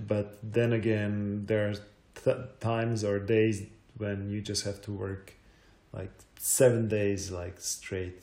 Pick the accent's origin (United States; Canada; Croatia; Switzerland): Croatia; also born or lived in Zagreb; I was born in 1985, so it was still Yugoslavia